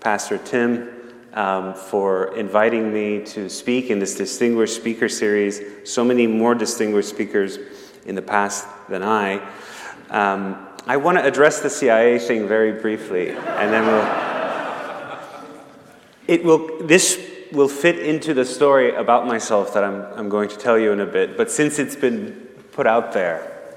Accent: Tehran, Tehran Province, Iran; moved away; I was born and raised in Tehran, Iran

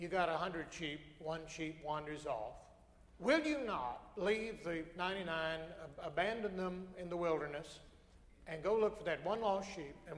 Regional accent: Alabama, United States; I come from Alabama, which has the highest rate of church attendance

